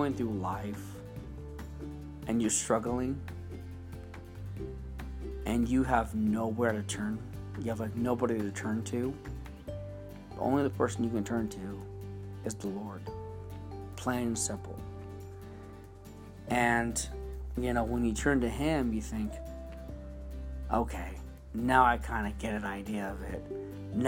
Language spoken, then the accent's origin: English; California, United States; also born or lived in Dublin; I was born and raised here in California all my life, you know, since I was about 5.